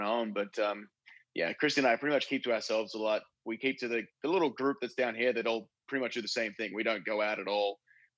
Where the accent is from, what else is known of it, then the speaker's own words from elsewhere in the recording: Australia; also born or lived in Chicago; now in Florida, United States; I'm Australian